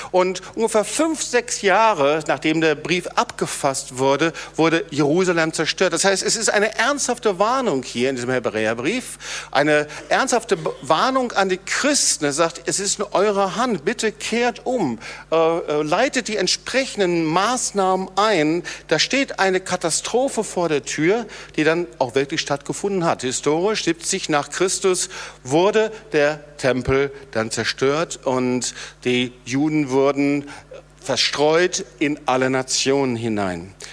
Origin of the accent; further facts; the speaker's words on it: North Rhine-Westphalia, Germany; habe ja erwähnt, ich komme aus dem Sauerland und ich habe oft die Situation gehabt